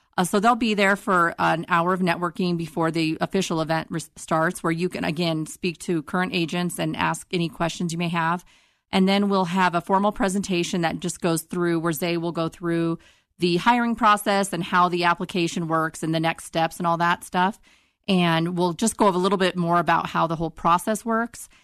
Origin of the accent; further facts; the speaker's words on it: Northeastern Colorado, United States; moved away as an adult; now in Denver, United States; I'm from Eastern Colorado, Northeastern Colorado